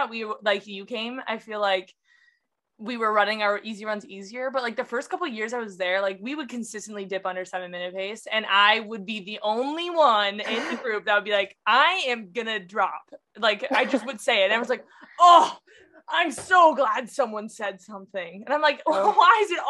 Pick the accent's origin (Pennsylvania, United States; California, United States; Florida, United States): California, United States; also born or lived in Oregon; growing up in California